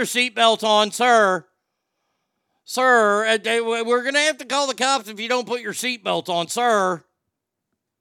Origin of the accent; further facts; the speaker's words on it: the South, United States; I grew up in the South